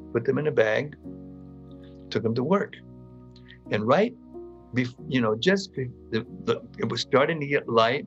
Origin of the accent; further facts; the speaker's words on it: Northern California, United States; So we were Northern California boys. We grew up together in Northern California, small town.